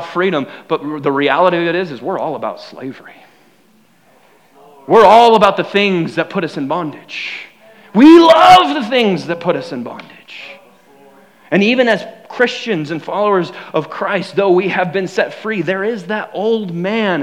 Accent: United States; I'm proud to be an American

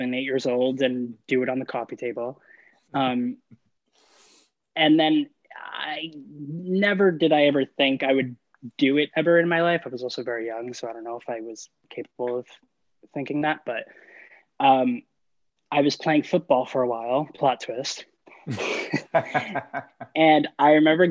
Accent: New Jersey, United States; I was born in New Jersey

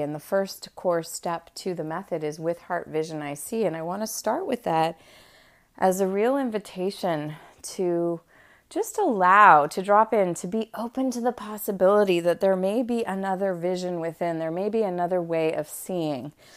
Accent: Montreal, Quebec, Canada; moved away as an adult; now in Los Angeles, United States; I had just moved out to L A, for those of you who know, I'm from Montreal originally

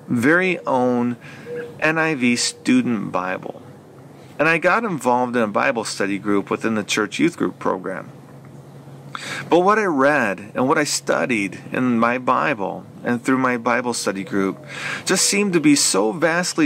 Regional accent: Flint, Michigan, United States; I was born and raised right here in Flint, Michigan

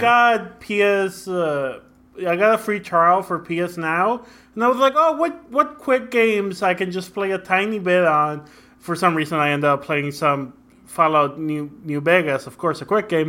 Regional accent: Mexico; also born or lived in Brownsville, Texas, United States; now in San Antonio, United States; I grew up in Mexico and in, uh, Brownsville, Texas

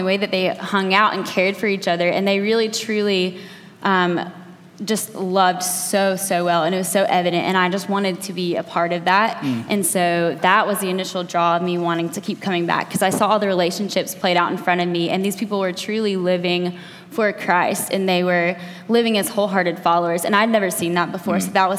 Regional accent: Athens, Georgia, United States; I just graduated college 2 years ago, and I'm from Athens originally, so I went away for college, moved back home 2 years ago

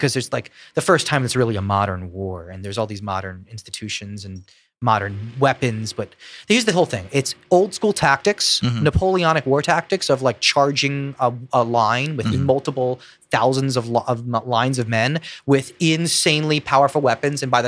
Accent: Philadelphia, Pennsylvania, United States; Philadelphia, my hometown, the sweet, sweet Philadelphia

